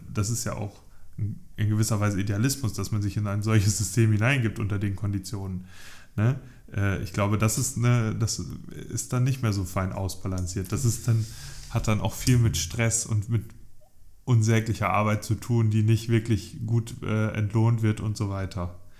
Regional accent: Northern Germany, Germany; ich identifiziere mich ja als Norddeutscher

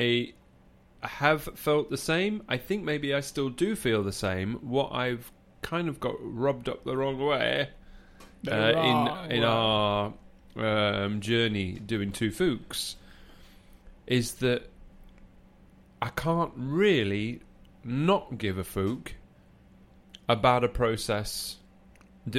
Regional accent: England, United Kingdom; moved away; an English person living here

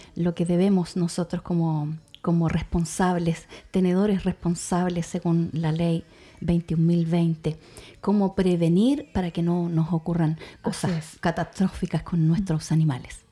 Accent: Puerto Aysén, Aysén, Chile; para quienes somos de acá, de esta ciudad, o, nacimos en la región de Aysén

